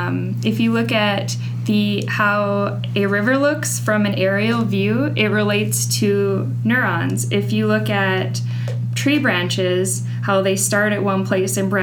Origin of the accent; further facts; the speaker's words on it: North Dakota, United States; moved away as an adult; also born or lived in Bozeman, Montana / Wisconsin; now in Russellville, United States; I was born in North Dakota and grew up on a farm.